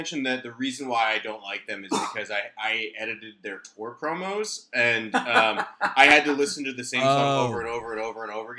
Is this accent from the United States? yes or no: yes; upstate New York, United States; I'm from upstate New York